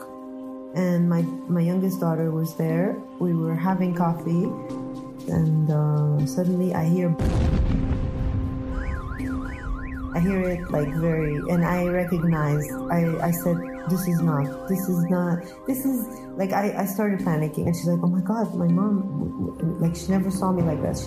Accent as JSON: {"language": "English", "country": "Lebanon", "tie": "born or raised there", "said": "I'm from Lebanon. I had a great childhood. Although a war broke out in the 1975 in Lebanon. But luckily, we were able to go to the mountains in a village called Balune. So I grew up there"}